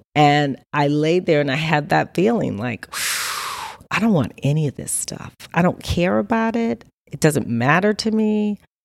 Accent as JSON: {"language": "English", "town": "Los Angeles", "region": "California", "country": "United States", "tie": "born or raised there", "also_born_or_lived": "New Orleans", "said": "I was raised in L A at LACMA, near LACMA, um, in the, uh, you know, sixties, seventies"}